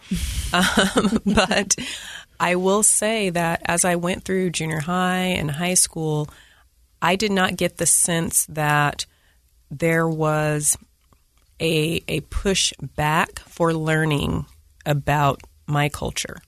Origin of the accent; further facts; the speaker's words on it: Layton, Utah, United States; I'm an African-American female, and I was born and raised in Layton, Utah.